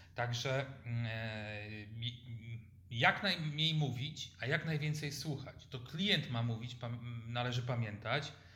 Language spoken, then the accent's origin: Polish; Lubań, Lower Silesian Voivodeship, Poland; Ja pochodzę z Lubania na Dolnym Śląsku